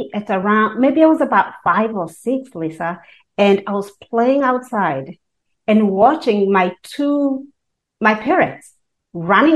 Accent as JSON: {"language": "English", "country": "Kenya", "tie": "born or raised there", "moved": "yes", "lives_now": "United States", "said": "I was born and raised in Kenya and moved to this country, the United States of America"}